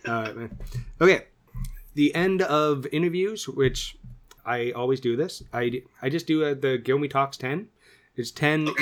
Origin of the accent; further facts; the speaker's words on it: Canada; we're both Canadian boys